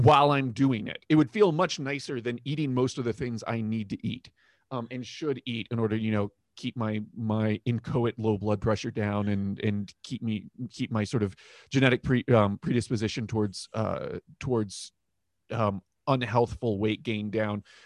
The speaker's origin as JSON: {"language": "English", "region": "Florida", "country": "United States", "tie": "born or raised there", "said": "I grew up in Florida"}